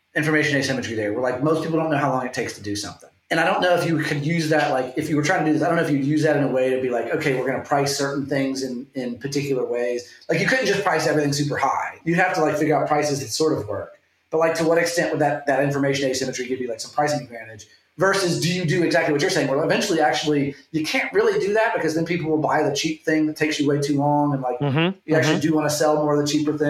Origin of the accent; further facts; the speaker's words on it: the South, United States; I grew up in the South